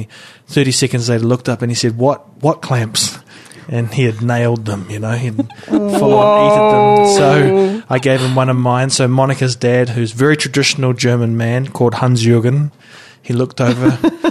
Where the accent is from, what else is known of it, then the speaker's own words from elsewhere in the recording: New Zealand; I mean, we have them, but I don't think about it when I'm away from New Zealand.